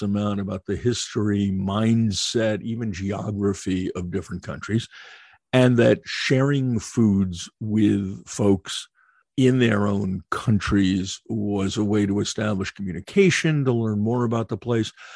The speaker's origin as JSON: {"language": "English", "country": "United States", "also_born_or_lived": "London / Frankfurt / Budapest", "moved": "as an adult", "said": "I was as xenophobic as any American"}